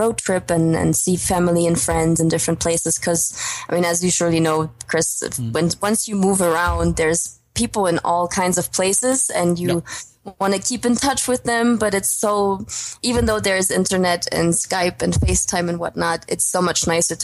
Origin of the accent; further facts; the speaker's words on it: former East Germany, Germany; moved away; also born or lived in United States / Australia / Denmark / China; I'm actually originally German, coming from the former East, but haven't lived in Germany, my home country, so to say, for the past almost 10 years